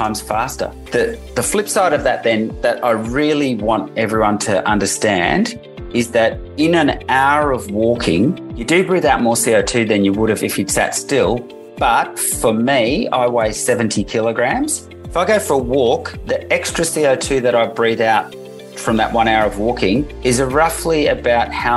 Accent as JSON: {"language": "English", "country": "Netherlands", "tie": "born or raised there", "moved": "yes", "said": "I grew up in the Netherlands"}